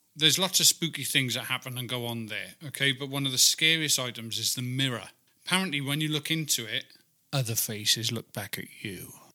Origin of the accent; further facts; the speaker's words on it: Wales, United Kingdom; I'm actually from Wales